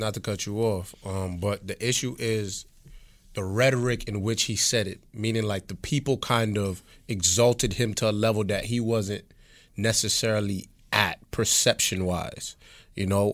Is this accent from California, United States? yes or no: no; New York City, New York, United States; I'm from Flatbush.